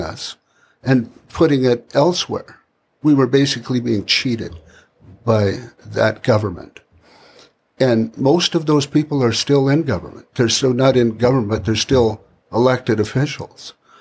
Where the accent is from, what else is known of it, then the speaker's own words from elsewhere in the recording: Canada; as a Canadian